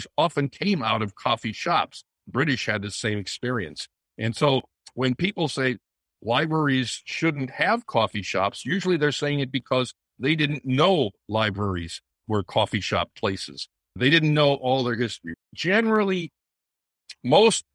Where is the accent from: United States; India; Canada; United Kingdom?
United States; Wisconsin; I was born in Wisconsin